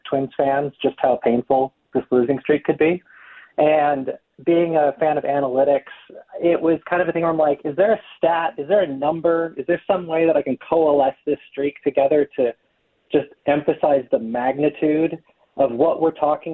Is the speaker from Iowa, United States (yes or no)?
yes; Iowa, United States; I grew up in Iowa